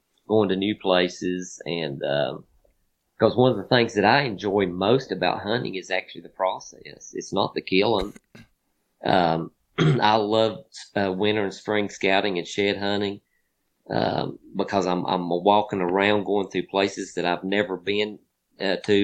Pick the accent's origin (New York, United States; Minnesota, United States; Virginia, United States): Virginia, United States; my home state